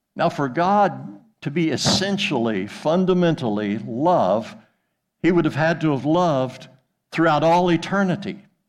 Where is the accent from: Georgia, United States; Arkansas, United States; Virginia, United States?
Arkansas, United States; Jonesboro; moved away as an adult; also born or lived in Thousand Oaks, California / West Africa; now in Weatherford, United States; I'm from Jonesboro, Arkansas